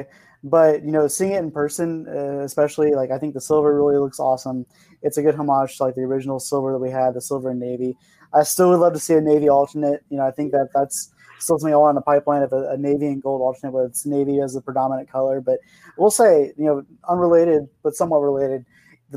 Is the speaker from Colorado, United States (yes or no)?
no; Arizona, United States; I'm from Arizona